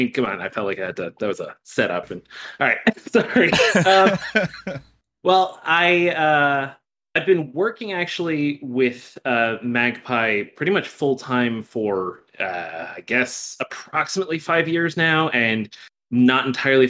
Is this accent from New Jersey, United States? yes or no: yes; New Jersey, United States; moved away as an adult; now in Albuquerque, United States; I'm from New Jersey originally and lived there my whole life, so I will always be a New Jerseyan at heart